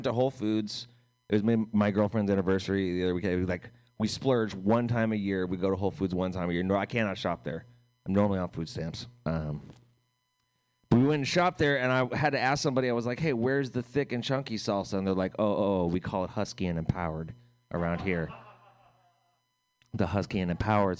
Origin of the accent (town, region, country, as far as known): United States